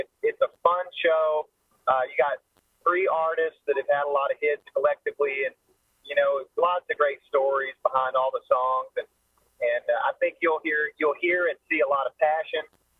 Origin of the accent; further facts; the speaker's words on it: Oklahoma City, Oklahoma, United States; also born or lived in Lawton, Oklahoma; I grew up in Oklahoma City, Oklahoma. I'm an Okie.